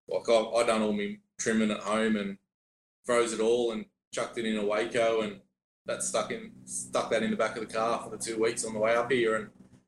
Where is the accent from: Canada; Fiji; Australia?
Australia; Sydney, New South Wales; we're from Sydney. So we left Sydney on the 8th of January